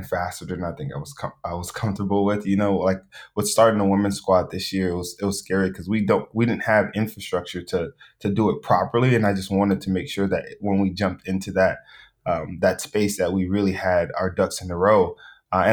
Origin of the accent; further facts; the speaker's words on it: Los Angeles, California, United States; I grew up in South Central